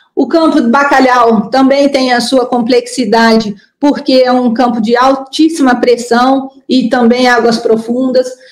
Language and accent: Portuguese; Brazil; nossos assim fantasmas como brasileiros